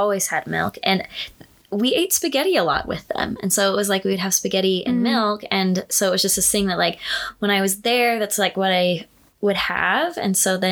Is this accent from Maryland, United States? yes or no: no; California, United States; a friend that I grew up with in California